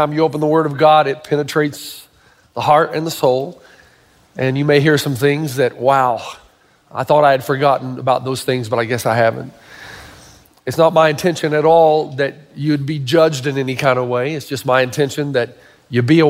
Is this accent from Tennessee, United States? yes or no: yes; Tennessee, United States; I grew up in Tennessee